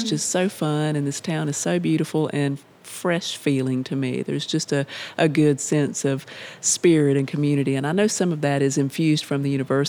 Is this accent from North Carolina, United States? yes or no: yes; Asheboro, North Carolina, United States; also born or lived in Greensboro, North Carolina; I'm from Randolph County, grew up in Ashboro.